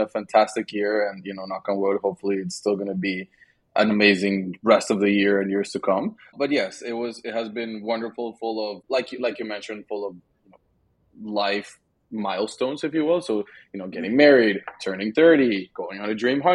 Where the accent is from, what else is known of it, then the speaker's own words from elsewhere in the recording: Madrid, Community of Madrid, Spain; moved away; growing up in Spain, a tradition we had was every Sunday we would get together with the family and we would have lunch